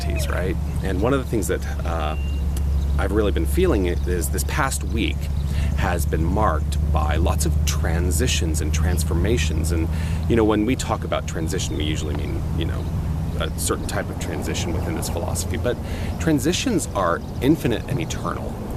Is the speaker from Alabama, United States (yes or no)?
no; Tucson, Arizona, United States; moved away as an adult; also born or lived in New York City / Los Angeles / Toronto; I decided to come back to my hometown after 21 years, landed right here in Tucson, Arizona